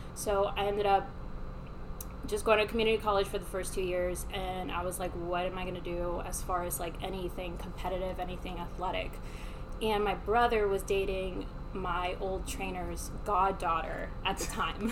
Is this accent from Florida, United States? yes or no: yes; Miami, Florida, United States; I was raised in Miami.